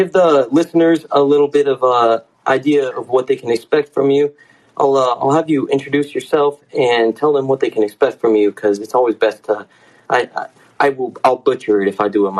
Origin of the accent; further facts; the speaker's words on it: Salt Lake City, Utah, United States; my hometown, Salt Lake City, Utah